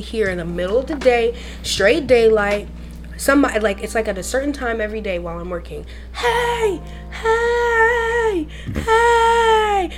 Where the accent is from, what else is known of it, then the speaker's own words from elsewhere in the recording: the Everglades, Florida, United States; I grew up in the Everglades pretty much.